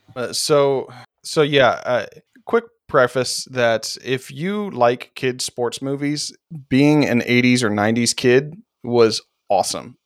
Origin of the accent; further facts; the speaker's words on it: St. Louis, Missouri, United States; born and raised in Saint Louis